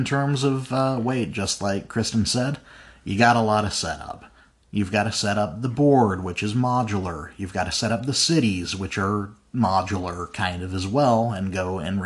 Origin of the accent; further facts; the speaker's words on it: Utah, United States; I was raised in Utah